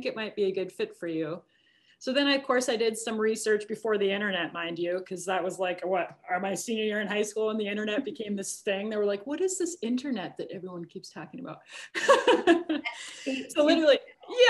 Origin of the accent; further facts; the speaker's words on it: Minnesota, United States; growing up in Minnesota